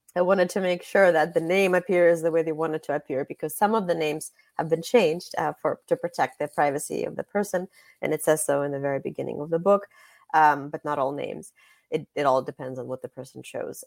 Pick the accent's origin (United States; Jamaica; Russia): Russia; moved away; I was born in Russia